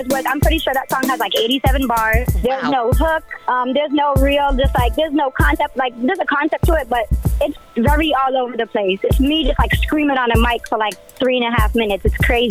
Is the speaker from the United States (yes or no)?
yes; Massachusetts, United States; I was born and raised here in Mass my entire